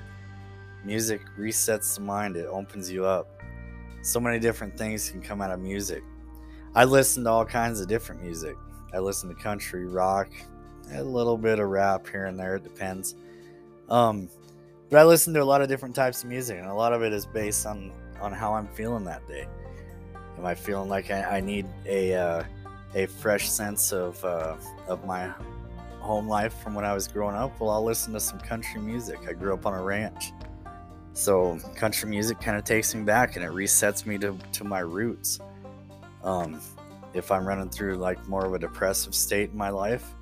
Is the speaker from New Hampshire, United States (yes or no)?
no; Upton, Wyoming, United States; I'm from Northeast Wyoming. Grew up on a ranch up here, just outside of a small town called Upton.